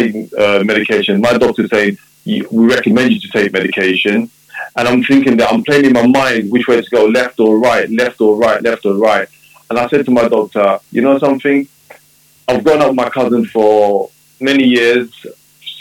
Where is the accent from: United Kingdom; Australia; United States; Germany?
United Kingdom; London; I was born in London, UK, of Jamaican parents.